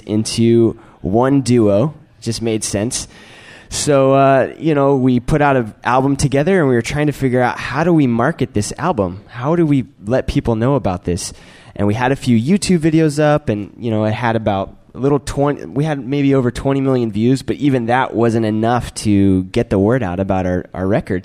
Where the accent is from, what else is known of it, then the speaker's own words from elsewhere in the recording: North Carolina, United States; moved away as an adult; now in Los Angeles, United States; I'm from North Carolina.